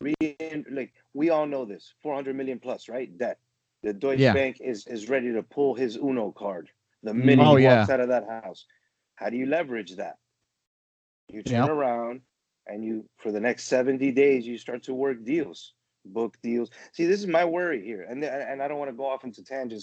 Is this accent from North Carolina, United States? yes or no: no; Miami, Florida, United States; Growing up in Miami, you know, I experienced a lot being, you know, Venezuelan